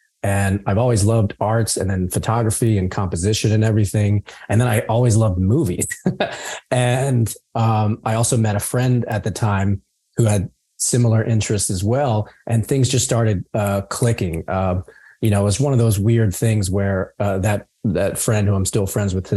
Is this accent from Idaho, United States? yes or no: no; a suburb outside of Philadelphia, Pennsylvania, United States; moved away as an adult; now in Los Angeles, United States; a suburb outside of Philadelphia